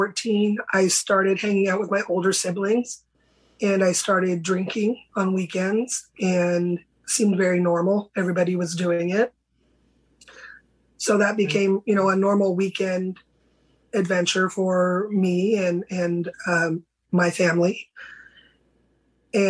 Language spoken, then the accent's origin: English; San Francisco Bay Area, California, United States; I grew up in California, a little small Bay Area, San Francisco Bay Area.